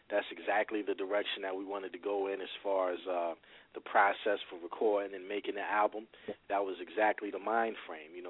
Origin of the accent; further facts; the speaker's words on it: New Brunswick, New Jersey, United States; I've lived all over New Brunswick, but I, I grew up pretty much on Livingston and Townsend, and, and then we moved from there to Redmond.